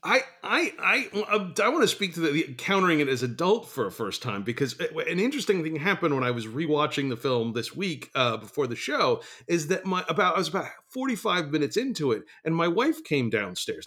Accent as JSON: {"language": "English", "region": "the New York area", "country": "United States", "tie": "born or raised there", "said": "we grew up in the New York area"}